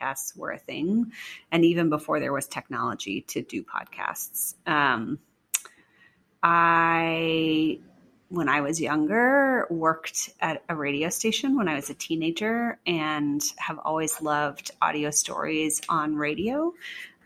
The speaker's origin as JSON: {"language": "English", "region": "Oregon", "country": "United States", "tie": "born or raised there", "also_born_or_lived": "New York", "moved": "as an adult", "lives_now": "Seattle, United States", "said": "I grew up in Oregon"}